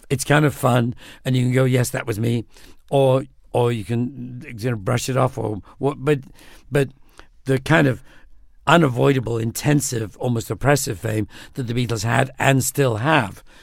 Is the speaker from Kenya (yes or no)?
no; United Kingdom; I'm British.